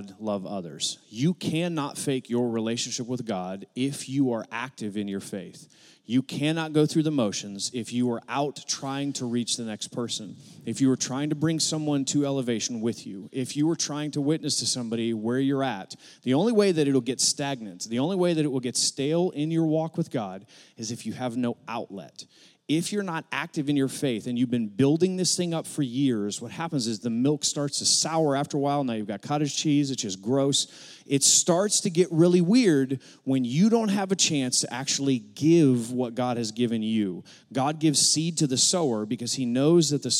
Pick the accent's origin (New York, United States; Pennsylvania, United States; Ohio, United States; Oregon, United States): Ohio, United States; Akron; moved away as an adult; now in Arkansas, United States; we're from Northeast Ohio. I was born in Akron, Ohio, same hospital LeBron James was born